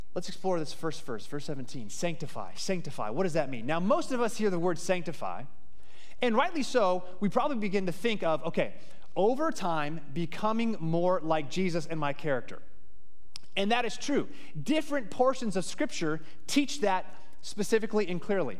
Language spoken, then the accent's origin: English; Phoenix, Arizona, United States; I grew up in Phoenix, Arizona.